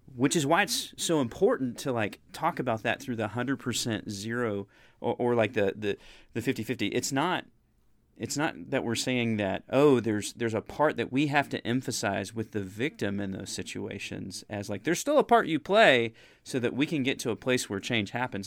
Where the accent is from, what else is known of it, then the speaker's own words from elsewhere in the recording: United States; as an American person